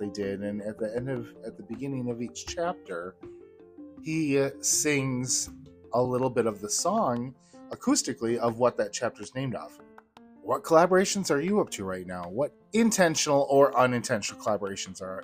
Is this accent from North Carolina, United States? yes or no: no; Wisconsin, United States; I grew up in Wisconsin